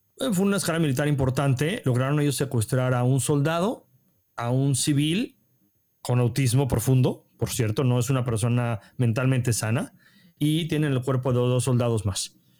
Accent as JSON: {"language": "Spanish", "country": "Mexico", "moved": "yes", "lives_now": "Israel", "said": "como mexicano"}